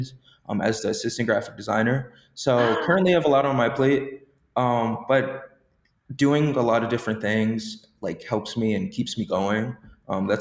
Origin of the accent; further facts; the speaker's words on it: Long Island, New York, United States; I'm from Long Island